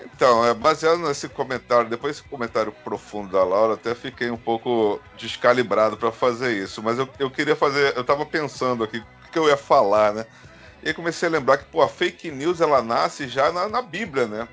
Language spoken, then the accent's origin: Portuguese; Rio de Janeiro, Brazil; quando eu era moleque, no Rio de Janeiro